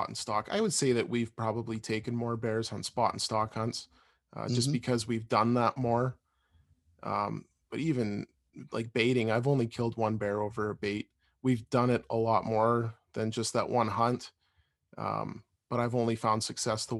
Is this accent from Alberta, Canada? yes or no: yes; Alberta, Canada; We grew up in Alberta and still live in Alberta